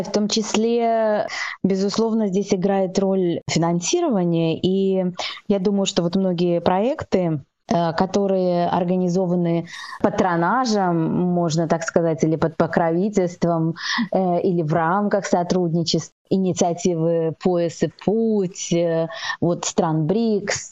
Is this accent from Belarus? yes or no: yes; Belarus; now in China